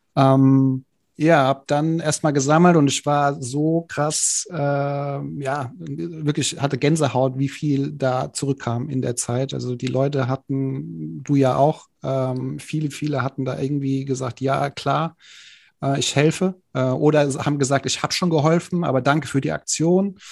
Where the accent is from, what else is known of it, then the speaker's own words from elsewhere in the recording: Frankfurt, Hesse, Germany; komme ich aus Frankfurt